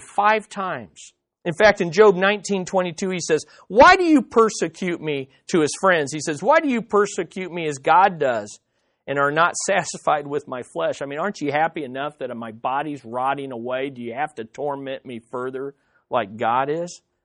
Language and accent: English; United States; as American Quis-, Christians